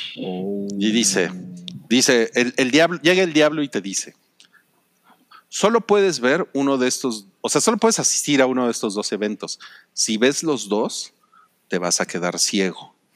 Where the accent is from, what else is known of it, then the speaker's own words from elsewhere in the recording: Mexico; soy mexicano